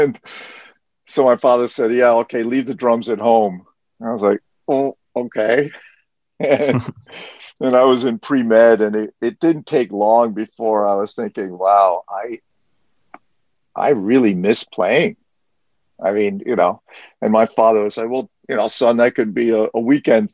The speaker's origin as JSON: {"language": "English", "town": "New York City", "region": "New York", "country": "United States", "tie": "born or raised there", "also_born_or_lived": "France / Catskills", "said": "I am a native New Yorker"}